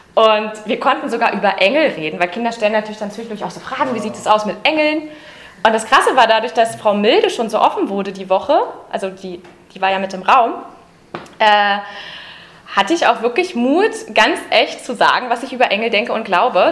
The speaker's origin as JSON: {"language": "German", "region": "Berlin", "country": "Germany", "tie": "born or raised there", "said": "Ich bin ja eine Urberlinerin. Ich bin also in Ostberlin geboren"}